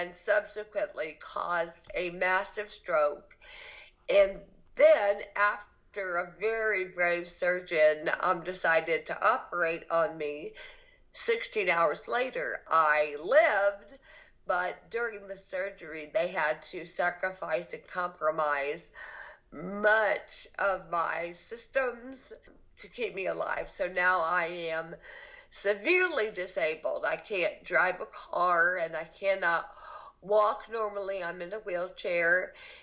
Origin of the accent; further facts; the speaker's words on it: Athens, Georgia, United States; moved away as an adult; also born or lived in Los Angeles, California; now in Alabama, United States; I am from Athens, Georgia, born and raised